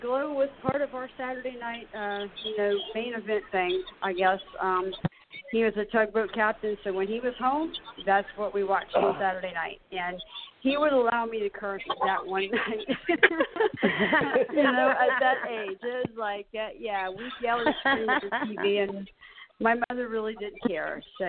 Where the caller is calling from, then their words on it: Charleston, South Carolina, United States; I'm calling from Charleston, South Carolina.